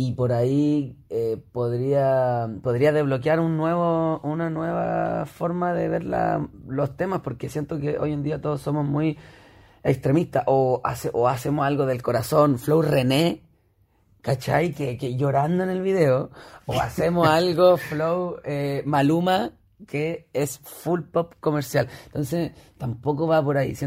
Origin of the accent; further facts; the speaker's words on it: Elqui Valley, Coquimbo, Chile; retrocedí a mi infancia en el Valle del Elqui, en, el campo